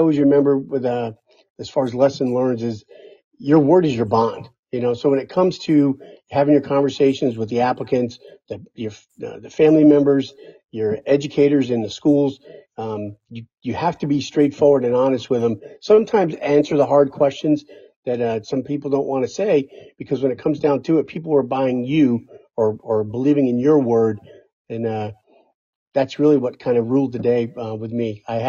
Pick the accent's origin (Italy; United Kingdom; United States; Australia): United States; Poughkeepsie, New York; I reached back and was able to get a by name request to go back to my hometown of Poughkeepsie, New York.